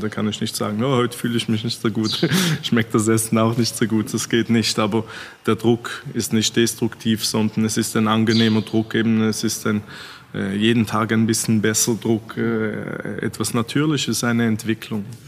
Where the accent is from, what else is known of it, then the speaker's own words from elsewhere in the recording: Switzerland; als Schweizer